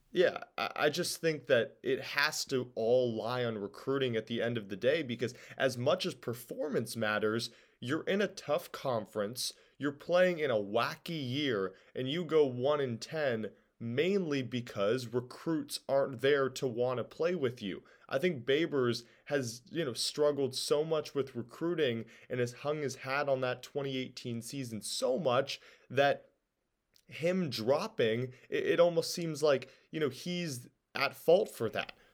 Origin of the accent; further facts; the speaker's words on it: West Coast, United States; I'm from the West Coast